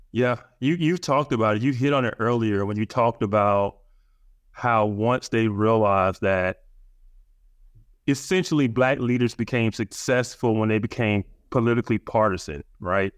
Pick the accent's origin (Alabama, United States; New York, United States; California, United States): Alabama, United States; Birmingham; I grew up in Birmingham, Alabama